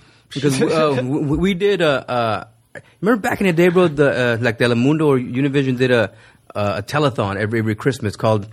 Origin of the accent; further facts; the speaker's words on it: Los Angeles, California, United States; also born or lived in Michoacán, Mexico / Sun Valley, California; I grew up in Pacoima.